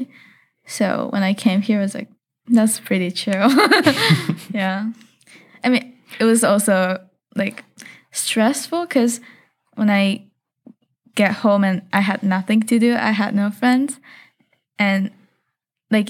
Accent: Tokyo, Japan; moved away; I'm from Meguro, which is like probably like 15 minutes by train.

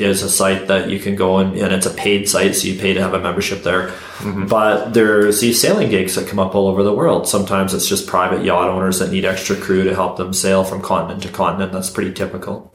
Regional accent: Canada; I'm from Canada.

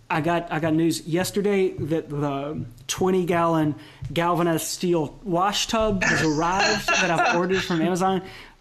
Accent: the South, United States; now in Seattle, United States; And our families are from the South. I grew up in the South.

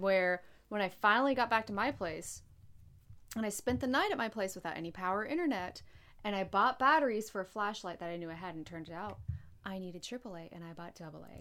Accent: North Carolina, United States; also born or lived in Florida; I grew up in North Carolina, I lived in Florida for nine years.

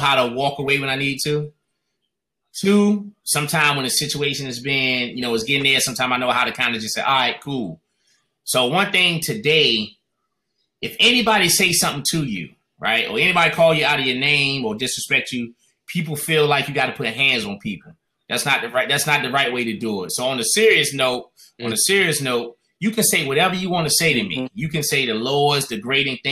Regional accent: North Carolina, United States; now in Washington, D.C., United States; I'm originally from North Carolina. So I came up to D.C. at a young age, man. I would come up here every summer, stay with my grandmother.

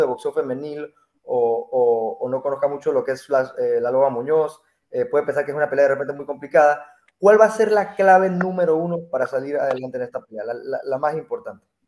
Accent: Mexico; Yo como mexicano

